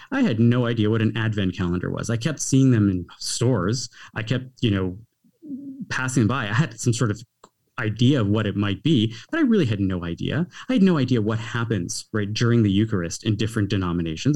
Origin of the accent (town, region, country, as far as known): Canada; also born or lived in United States